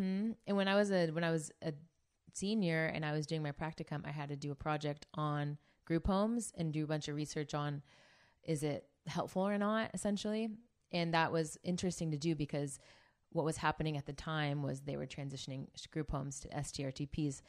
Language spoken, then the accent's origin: English; Bay Area, California, United States; moved away as an adult; also born or lived in Santa Barbara; now in Orange County, United States; I'm from the Bay Area.